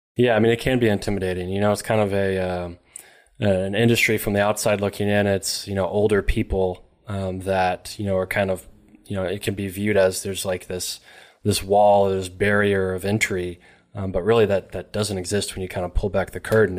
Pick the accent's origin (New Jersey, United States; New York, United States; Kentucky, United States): Kentucky, United States; Elizabethtown; from Elizabethtown, Kentucky